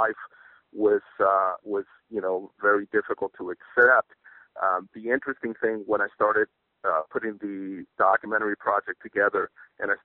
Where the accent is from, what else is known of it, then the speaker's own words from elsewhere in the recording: New York City, New York, United States; now in California, United States; I live in California, but I was born and raised in New York City